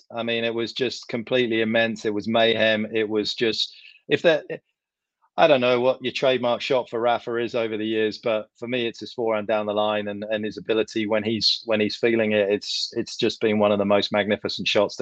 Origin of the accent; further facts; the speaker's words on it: United Kingdom; I'm from Britain